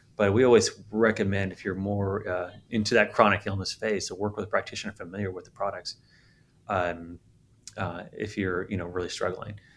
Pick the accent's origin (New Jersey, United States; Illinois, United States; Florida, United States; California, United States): California, United States; San Diego; moved away; I'm from San Diego originally.